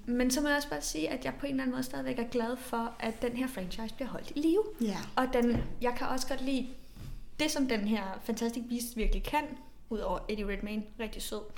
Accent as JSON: {"language": "Danish", "country": "Denmark", "said": "som dansker"}